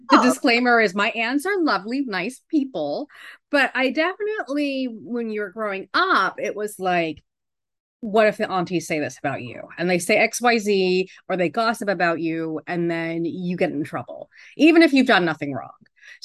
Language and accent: English; New York City, New York, United States; now in Sedona, United States; So I moved out there from New York. I'm a former New Yorker